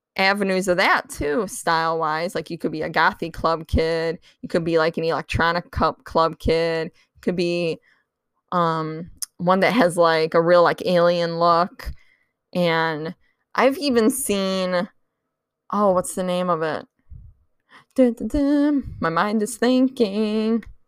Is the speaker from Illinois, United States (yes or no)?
yes; Chicago, Illinois, United States; that's my hometown